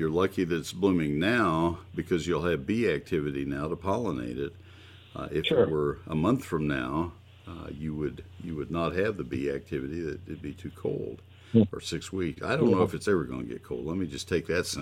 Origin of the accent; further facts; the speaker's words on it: Texas, United States; the great state of Texas. It's my home state